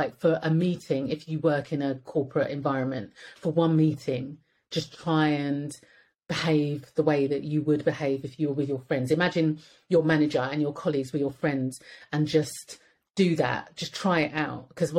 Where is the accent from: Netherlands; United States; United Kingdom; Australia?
United Kingdom; British. So why should we have to change? Like, being British should be enough to get by in Britain.